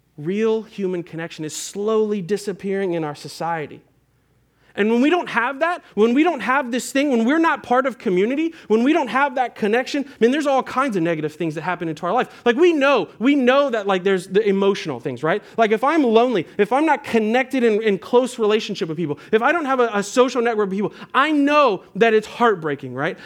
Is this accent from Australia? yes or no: no; Nashville, Tennessee, United States; moved away as an adult; also born or lived in Antioch, Tennessee; I grew up here in Nashville, and I spent, um, I don't know, about ten years away